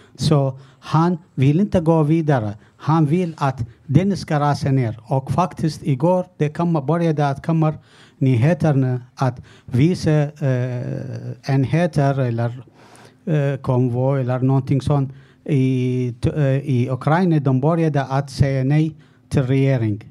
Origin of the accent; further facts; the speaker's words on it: Iraq; now in Sweden; Jag kommer från början från Irak